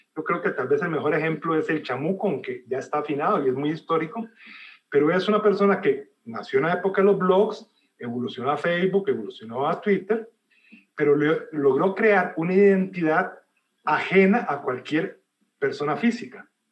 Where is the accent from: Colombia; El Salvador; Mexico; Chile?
El Salvador; yo soy de origen salvadoreño, yo nací en Salvador